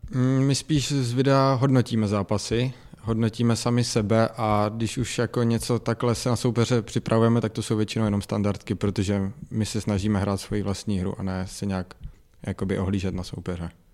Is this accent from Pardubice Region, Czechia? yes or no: yes; Česká Třebová, Pardubice Region, Czechia; já jsem z Český Třebový